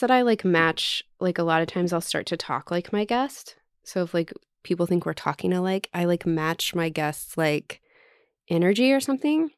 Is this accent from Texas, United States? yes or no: yes; Texas, United States; moved away as an adult; also born or lived in Oklahoma; I wasn't from Oklahoma, I was from Texas